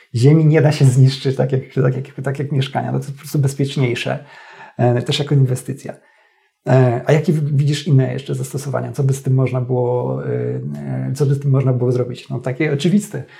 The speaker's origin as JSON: {"language": "Polish", "town": "Stalowa Wola", "region": "Subcarpathian Voivodeship", "country": "Poland", "tie": "born or raised there", "also_born_or_lived": "Warsaw", "moved": "yes", "said": "do rodzinnej Stalowej Woli"}